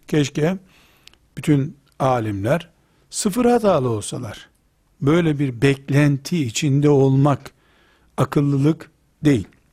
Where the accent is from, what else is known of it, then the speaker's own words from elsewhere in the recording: Trabzon, Turkey; Ben de Trabzonluyum